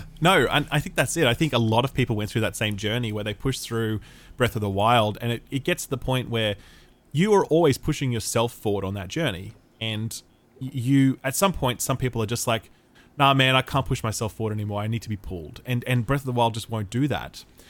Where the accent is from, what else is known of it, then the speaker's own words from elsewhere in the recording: Australia; I'm allowed to say that as an Australian